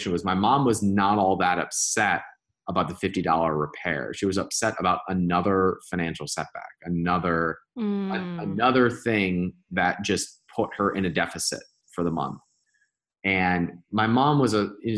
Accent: Cleveland, Ohio, United States; moved away; also born or lived in Indiana; I grew up in Cleveland, Ohio

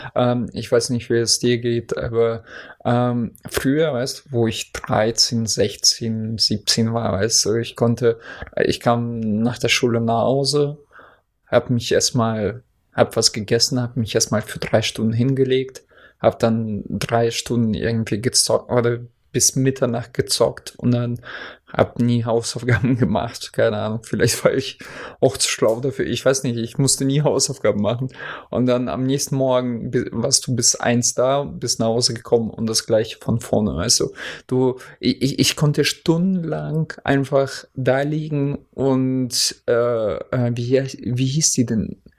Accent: Oldenburg, Lower Saxony, Germany; bei uns in Oldenburg

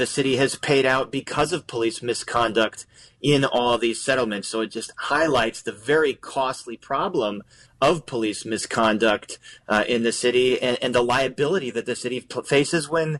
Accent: Oak Park, Illinois, United States; I grew up in the Oak Park area

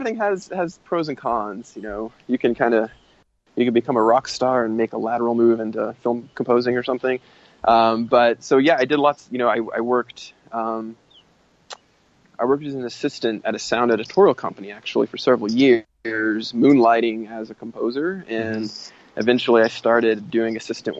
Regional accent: Tennessee, United States; I grew up in Tennessee, playing in a punk band

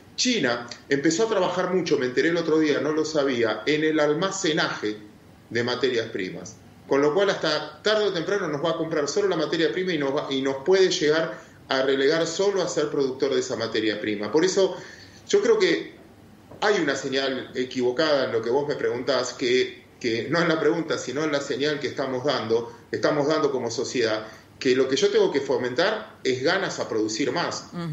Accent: Argentina

